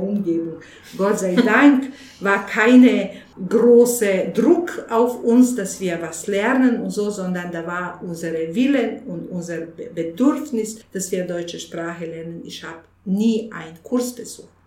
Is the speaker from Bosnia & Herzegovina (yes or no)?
yes; Bosnia & Herzegovina; German is a second language; now in Munich, Germany; bei uns in Bosnien